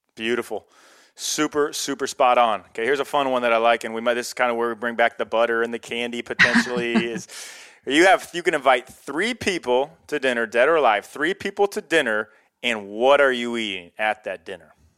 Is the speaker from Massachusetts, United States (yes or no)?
no; Iowa, United States; I'm from Iowa, middle of nowhere Iowa